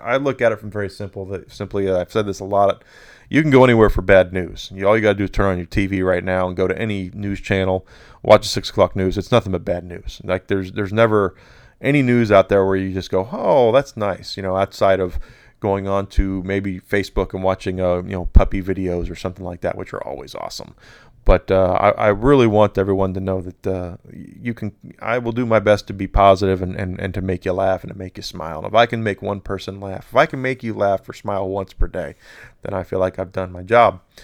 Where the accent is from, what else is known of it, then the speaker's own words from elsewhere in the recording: United States; the United States of America, my home country